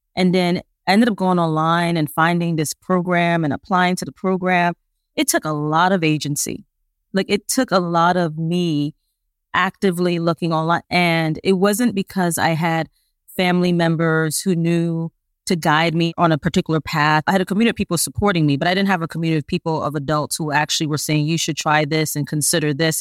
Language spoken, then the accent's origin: English; New York City, New York, United States; I'm originally from Brooklyn, New York